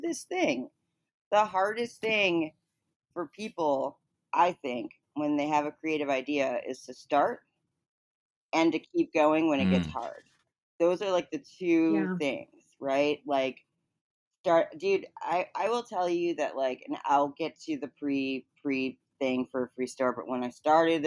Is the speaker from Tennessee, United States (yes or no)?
no; Chicago, Illinois, United States; I grew up in Chicago